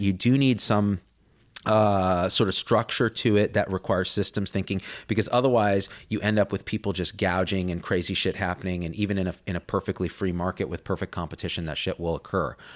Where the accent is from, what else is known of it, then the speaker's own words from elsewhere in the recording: New Jersey, United States; I had a Trinidadian nanny uh, growing up in New Jersey